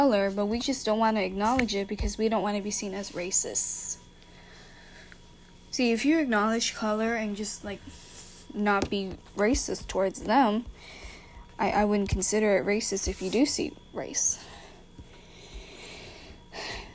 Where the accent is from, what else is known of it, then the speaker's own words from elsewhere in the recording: Puerto Rico; Puerto Rico, which is my hometown, and I love it